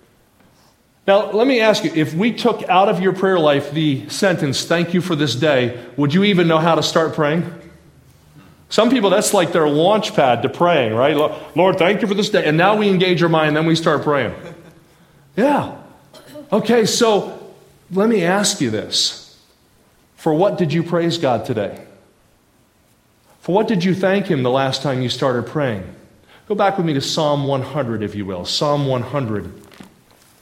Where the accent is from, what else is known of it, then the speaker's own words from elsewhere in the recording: New Jersey, United States; I grew up in South Jersey